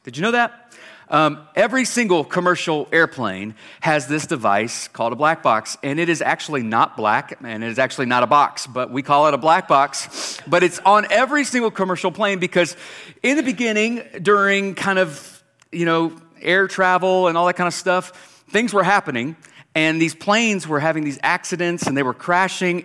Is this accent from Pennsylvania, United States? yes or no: no; South Carolina, United States; moved away as an adult; now in Boise, Idaho, United States; we're not from Alabama, we're from South Carolina